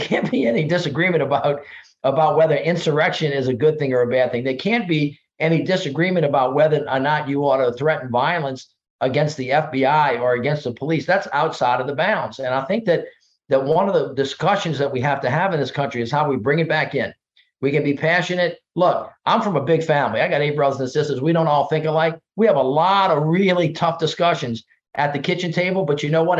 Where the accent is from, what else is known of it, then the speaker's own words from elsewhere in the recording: the South, United States; my thirty years of experience growing up in the South